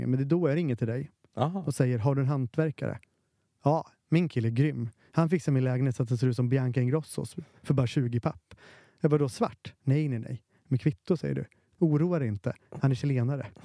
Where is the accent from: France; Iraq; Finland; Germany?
Finland; jag är finne